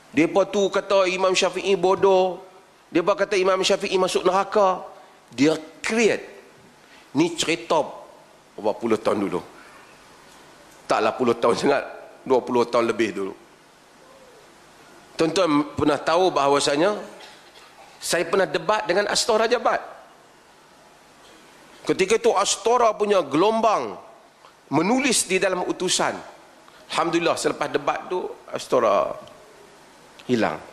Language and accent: Malay; Penang, Malaysia; Saya saya orang Pulau Pinang. First time main Perlis.